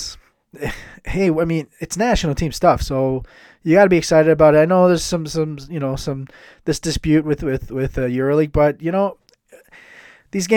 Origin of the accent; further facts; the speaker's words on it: Chicago, Illinois, United States; moved away as an adult; now in Germany; I'm an American from the northwest suburbs of Chicago. Have been here just about 20 years now.